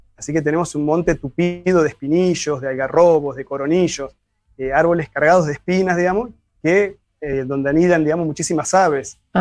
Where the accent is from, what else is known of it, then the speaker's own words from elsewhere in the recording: Gualeguaychú, Entre Ríos, Argentina; esa pasión que tenemos los gualeguaychenses por nuestro espacio